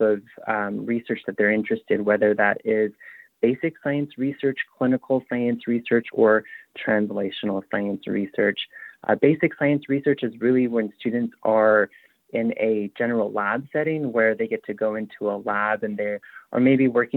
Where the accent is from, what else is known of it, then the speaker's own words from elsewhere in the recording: Upper Fruitland, New Mexico, United States; moved away as an adult; now in Utah, United States; I am Navajo. I'm originally from Upper Fruitland, New Mexico. I moved to the University of, or I moved to Utah in 2016